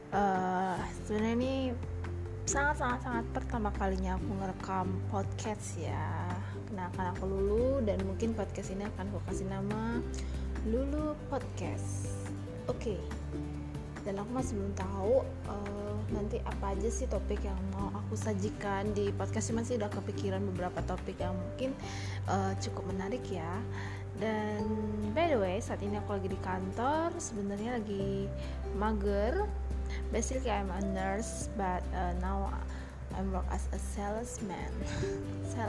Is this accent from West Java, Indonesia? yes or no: no; Banyumas, Central Java, Indonesia; aku asli Banyumas mama aku asli Banyumas and you know di Purwokerto sana di Banyumas sana di daerah ngapak-ngapak sana lah